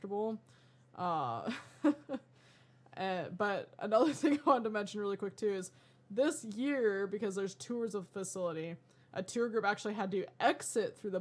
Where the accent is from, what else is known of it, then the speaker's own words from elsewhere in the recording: Colorado, United States; growing up in Colorado